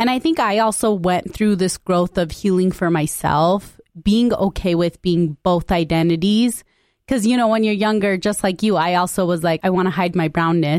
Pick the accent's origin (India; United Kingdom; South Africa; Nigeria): India; Punjab; born there; So I specifically say I identify as Punjabi, although I was born in India.